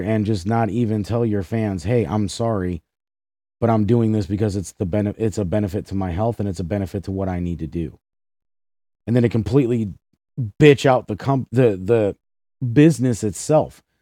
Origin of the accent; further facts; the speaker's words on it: Cleveland, Ohio, United States; my hometown of Cleveland, Ohio